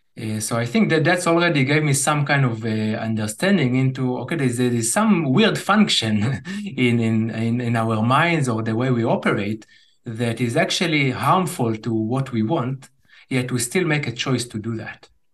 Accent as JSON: {"language": "English", "country": "Israel", "tie": "born or raised there", "said": "growing up in Israel"}